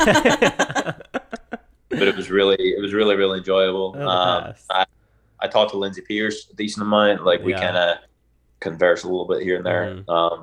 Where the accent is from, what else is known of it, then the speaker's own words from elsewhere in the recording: Ireland; as an Irishman